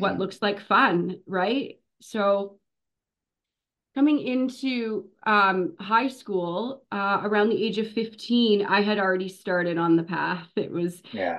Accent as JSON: {"language": "English", "area": "North Shore of Lake Superior", "region": "Northern Ontario", "country": "Canada", "tie": "born or raised there", "moved": "yes", "lives_now": "Sunshine Coast, Canada", "said": "I was born in Northern Ontario. I grew up uh, in on the North Shore of Lake Superior, about oh, wow, two okay. hours east of Thunder Bay in a little tiny hmm. town"}